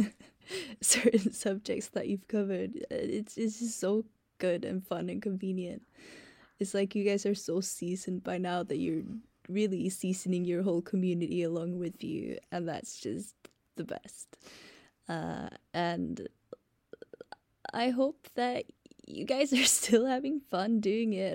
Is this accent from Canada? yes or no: no; Sweden; I'm from Sweden.